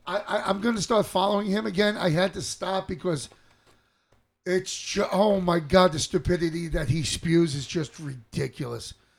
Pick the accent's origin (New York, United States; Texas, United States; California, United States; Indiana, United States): New York, United States; New York City; I grew up in New York City area